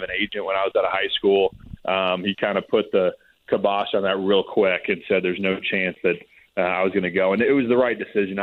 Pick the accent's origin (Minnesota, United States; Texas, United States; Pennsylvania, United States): Texas, United States; Austin; now in Nashville, United States; I am from Austin, Texas. I grew up more and listened to some Texas country